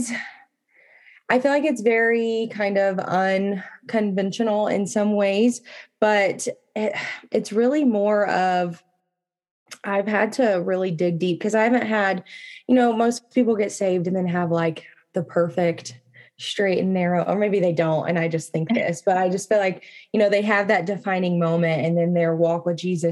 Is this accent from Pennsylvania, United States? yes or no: no; Texas, United States; now in Colorado, United States; I was born and raised in Texas